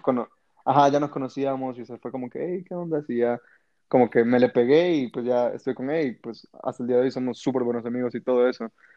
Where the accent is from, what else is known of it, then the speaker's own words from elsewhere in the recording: El Salvador; moved away as an adult; also born or lived in Mexico; soy de Salvador, y pues obviamente me fui a estudiar a México.